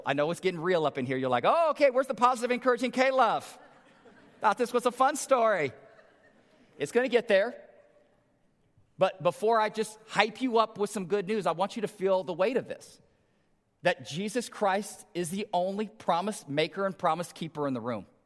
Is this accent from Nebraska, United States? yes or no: yes; Omaha, Nebraska, United States; I grew up in North Omaha